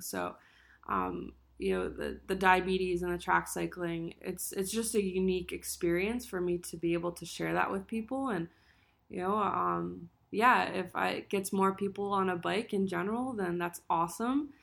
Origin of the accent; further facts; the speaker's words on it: Allentown, Pennsylvania, United States; I'm from Allentown, Pennsylvania